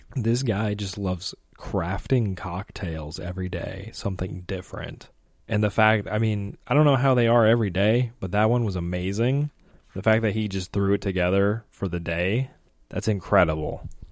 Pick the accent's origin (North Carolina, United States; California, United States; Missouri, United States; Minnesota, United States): Missouri, United States; St. Louis; I'm from Saint Louis